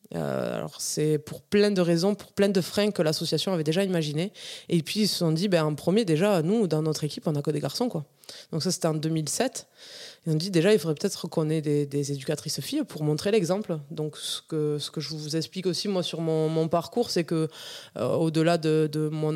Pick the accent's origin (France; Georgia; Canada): France; Ariège, Occitania; Mon enfance en Ariège, donc dans un petit village à, à Cérisole, un petit village de 90 habitants